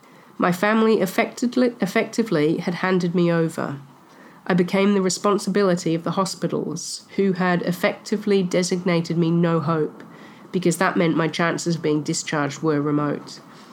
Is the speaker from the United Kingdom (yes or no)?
no; Bay of Plenty, New Zealand; I am from the Bay of Plenty in the North Island of New Zealand, from the tribe Ngati Rangatihi.